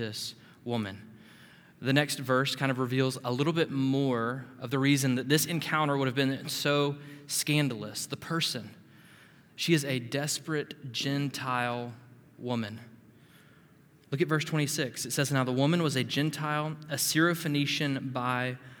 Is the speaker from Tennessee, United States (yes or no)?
no; Panama City, Florida, United States; as a teenage boy growing up in Panama City, Florida